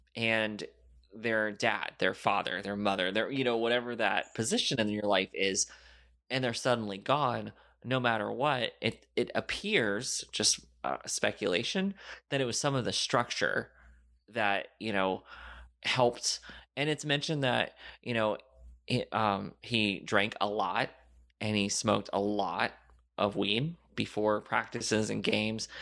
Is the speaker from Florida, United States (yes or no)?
yes; Florida, United States; I grew up in Florida